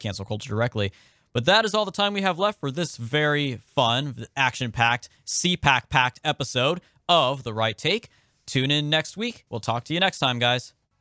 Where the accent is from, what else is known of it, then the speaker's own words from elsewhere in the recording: California, United States; Being from California